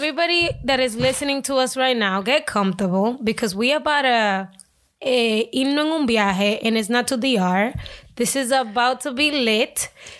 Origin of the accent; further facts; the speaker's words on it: Lawrence, Massachusetts, United States; And actually, I'm from Lawrence.